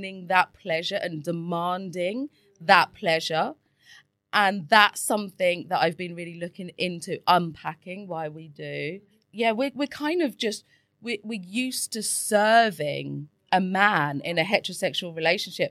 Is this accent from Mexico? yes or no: no; England, United Kingdom; I was brought up in England and I went to Catholic schools